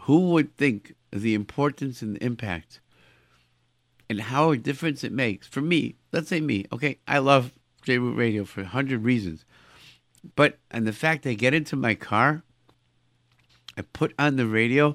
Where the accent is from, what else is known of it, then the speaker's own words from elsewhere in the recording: Rochester, New York, United States; moved away; I come from Rochester